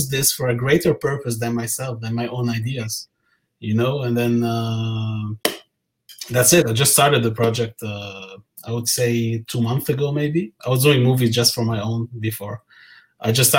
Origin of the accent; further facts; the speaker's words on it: Lebanon; moved away as an adult; also born or lived in Qatar; now in Montreal, Canada; I'm from Lebanon originally.